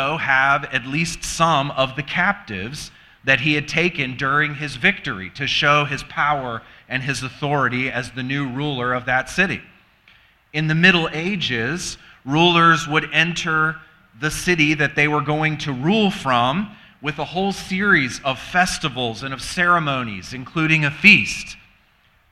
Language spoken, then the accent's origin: English; the South, United States; moved away as an adult; also born or lived in Virginia; now in Michigan, United States; We're from the South and ministered in the South